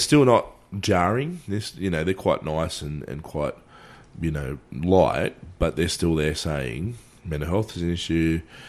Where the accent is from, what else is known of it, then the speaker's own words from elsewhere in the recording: Australia; as an Australian man